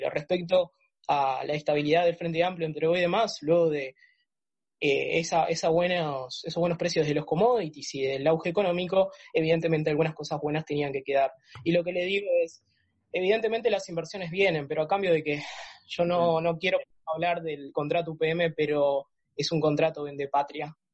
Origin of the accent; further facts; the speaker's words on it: Uruguay; como uruguayo